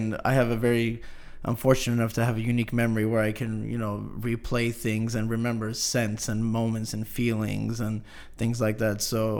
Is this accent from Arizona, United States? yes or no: no; San Jose, California, United States; now in Turlock, United States; Grew up in the big city, moved out here to the Cuts, and it was a very big culture shock.